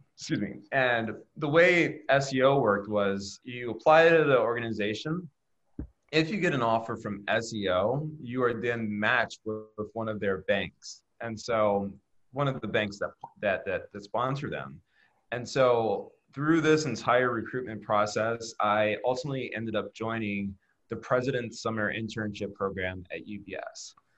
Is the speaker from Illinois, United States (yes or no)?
yes; Chicago, Illinois, United States; I was born and raised outside Chicago. I went through the Chicago public school system